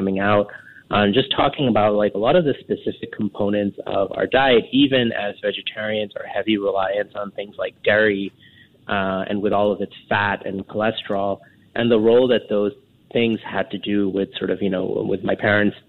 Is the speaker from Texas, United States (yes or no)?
no; New York City, New York, United States; moved away as an adult; now in Singapore; I grew up in New York City